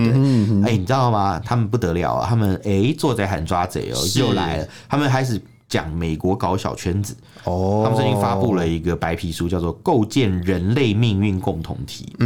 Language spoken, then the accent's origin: Chinese; Taiwan; 中共当局他利用我们台湾人民对妈祖的这种敬爱跟热爱嘛